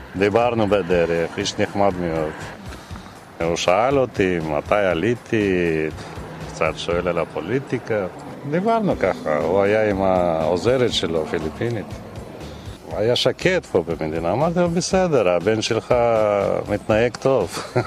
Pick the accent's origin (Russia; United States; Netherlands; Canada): Russia; Pyatigorsk, Stavropol Krai; now in Israel; במקור אני מרוסיה